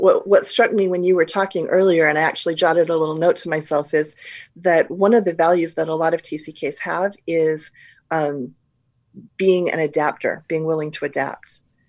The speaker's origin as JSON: {"language": "English", "country": "Malaysia", "tie": "born or raised there", "also_born_or_lived": "Singapore", "moved": "yes", "said": "When I grew up in Malaysia, you know, I'd lived in Singapore and Malaysia since I was two, but I was never going to be mistaken for a Malaysian."}